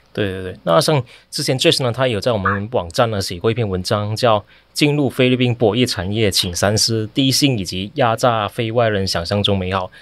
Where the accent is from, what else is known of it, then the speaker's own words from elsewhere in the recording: Malaysia; 我也是马来西亚人